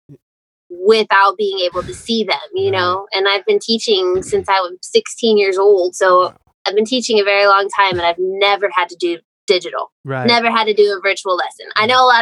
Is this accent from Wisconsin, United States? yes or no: no; Whittier, California, United States; born or raised there